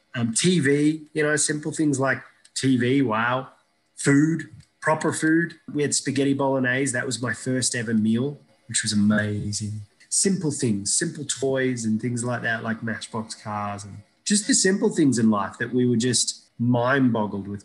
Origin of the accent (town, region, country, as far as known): Iraq; born or raised there; moved away